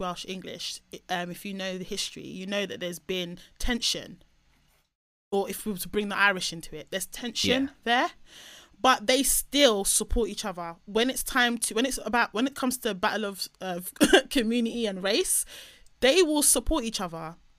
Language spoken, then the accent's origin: English; Nigeria; even though I'm Nigerian through and through and through. There's no point in me taking an ancestry test. It's just going to say 100% Nigerian, 100%.